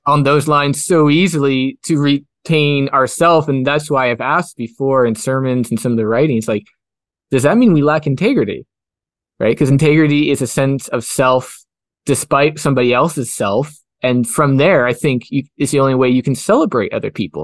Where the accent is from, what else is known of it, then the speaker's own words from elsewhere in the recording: Kelowna, British Columbia, Canada; I grew up in Rutland, which is part of Kelowna